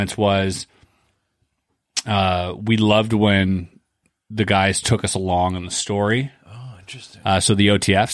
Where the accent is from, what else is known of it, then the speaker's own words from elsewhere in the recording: Canada; I'm Canadian